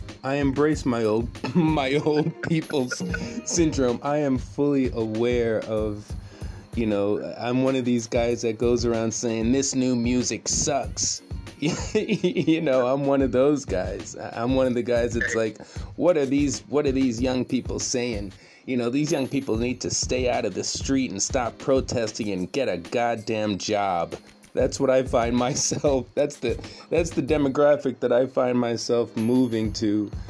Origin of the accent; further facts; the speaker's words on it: Nagoya, Aichi, Japan; she incessantly makes fun of Nagoya and Nagoyans and the fact that I'm ostensibly from Nagoya.